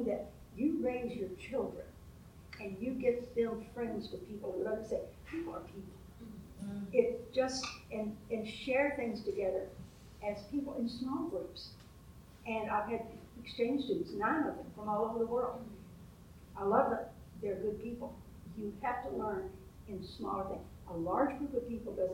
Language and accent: English; United States; I was raised in Georgia, Mississippi